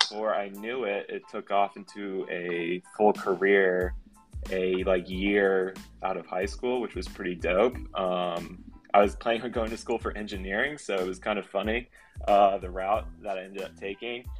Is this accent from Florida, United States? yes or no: yes; Florida, United States; I'm like born and raised in Florida